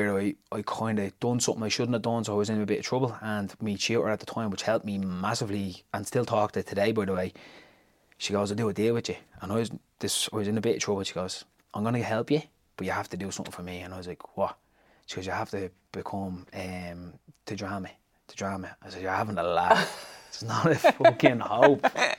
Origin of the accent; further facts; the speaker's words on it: Tallaght, Leinster, Ireland; I grew up in Tally. So growing up in Tally, I had good and bad experiences.